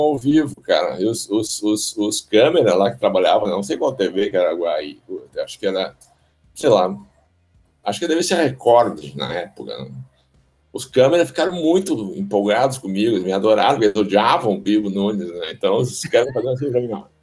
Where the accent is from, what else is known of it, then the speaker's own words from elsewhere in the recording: Porto Alegre, Rio Grande do Sul, Brazil; Nasci aqui na Beneficência Portuguesa, mas aí até os 6, 7 anos eu morei lá no, no, no Alegrete